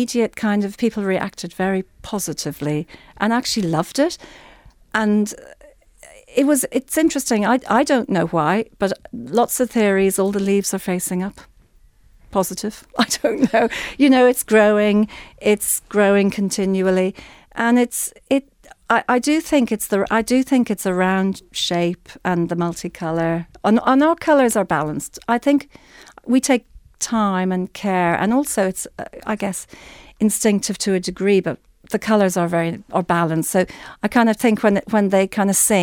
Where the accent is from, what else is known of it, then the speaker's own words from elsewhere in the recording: Ireland; also born or lived in London; I'm in Ireland, but you know, I'm Irish